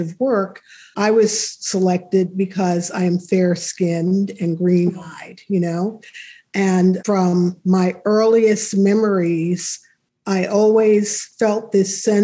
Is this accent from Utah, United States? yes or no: no; New York City, New York, United States; moved away as an adult; also born or lived in El Paso, Texas / Germany / New Paltz, New York; I was born and raised in New York City